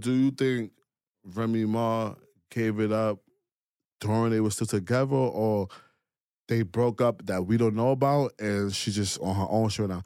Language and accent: English; New York City, New York, United States; I'm from Brooklyn